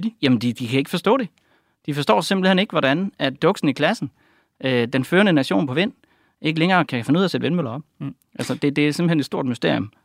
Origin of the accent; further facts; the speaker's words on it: Denmark; jeg er selv fra Jylland